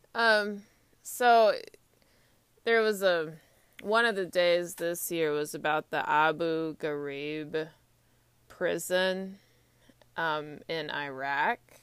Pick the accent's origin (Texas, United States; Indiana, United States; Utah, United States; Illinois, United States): Texas, United States; Austin; moved away as an adult; also born or lived in Atlanta, Georgia / Saint Petersburg, Russia; now in Washington, D.C., United States; Austin's my hometown